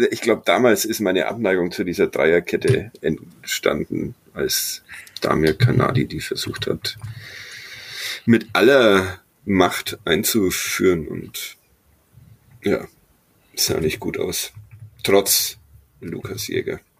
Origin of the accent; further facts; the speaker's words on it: Bavaria, Germany; Aber das kann man als Franke gut bestellen und ist sehr lecker.